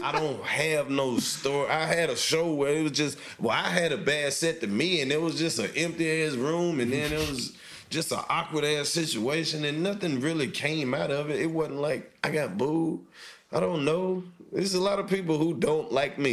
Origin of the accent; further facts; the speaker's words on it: New York, United States; I'm from New York, and being from New York